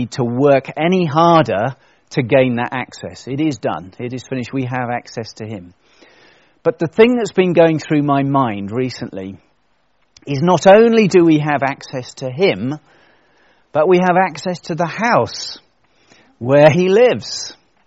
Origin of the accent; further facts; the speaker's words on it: United Kingdom; as British people